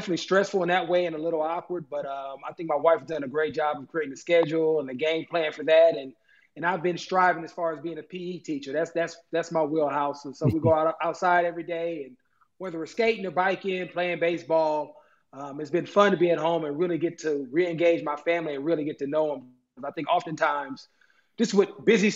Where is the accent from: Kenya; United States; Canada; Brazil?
United States; Oakland, New Jersey; now in Buffalo, United States; my hometown of Oakland